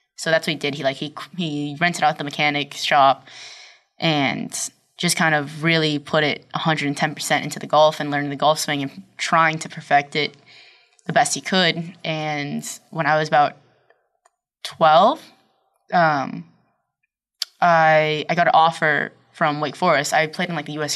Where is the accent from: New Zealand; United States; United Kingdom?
United States; Brockton, Massachusetts; also born or lived in Abington, Massachusetts; I was born in Brockton